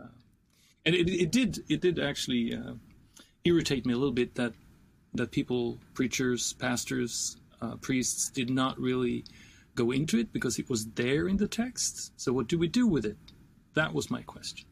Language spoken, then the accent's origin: English; Sweden; when I grew up in Sweden in the 70s and 80s